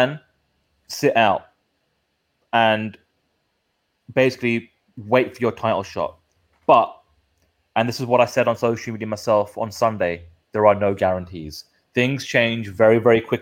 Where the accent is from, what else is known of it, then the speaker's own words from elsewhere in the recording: United Kingdom; We are the Brit pack